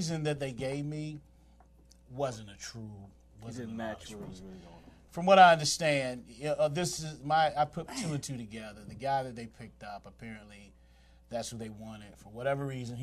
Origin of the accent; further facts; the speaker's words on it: Washington, District of Columbia, United States; right here in D.C., my hometown